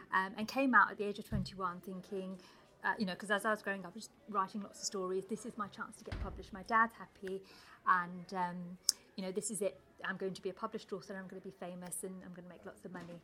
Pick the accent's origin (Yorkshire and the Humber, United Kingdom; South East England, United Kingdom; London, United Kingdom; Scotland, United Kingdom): London, United Kingdom; English is a second language; I grew up quite close to here. I grew up in Leytonstone, which is just a few miles that way.